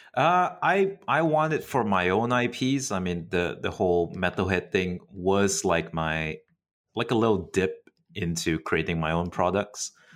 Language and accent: English; Malaysia; Malaysia is unique in that sense because, uh, we're quite English educated